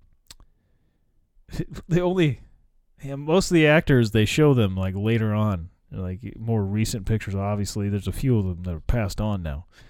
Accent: United States; I probably could have gone to Russia as an American

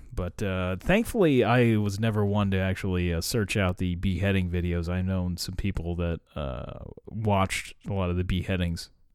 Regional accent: United States; I'm American

